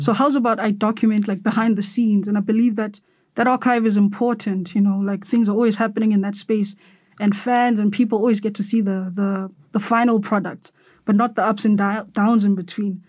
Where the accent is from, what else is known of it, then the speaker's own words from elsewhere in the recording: Cape Town, Western Cape, South Africa; now in Johannesburg, South Africa; here in Johannesburg, 'cause I'm from Cape Town